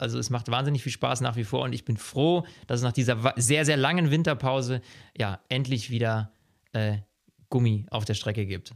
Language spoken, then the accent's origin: German; Germany; bei uns in Deutschland